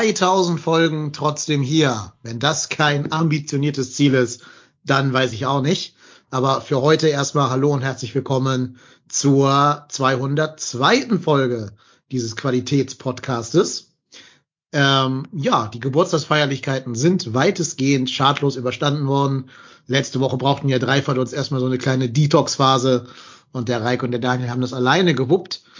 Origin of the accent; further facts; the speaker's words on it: Hamburg, Germany; zurück in meine Heimat nach Hamburg